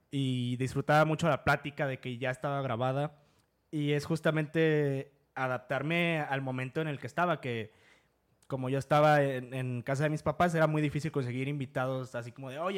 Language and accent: Spanish; Comonfort, Guanajuato, Mexico; moved away as an adult; also born or lived in Mexico City; now in Querétaro, Mexico